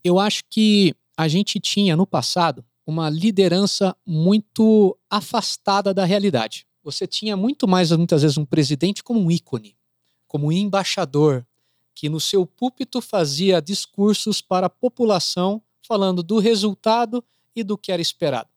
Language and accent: Portuguese; Brazil; eu sou brasileiro.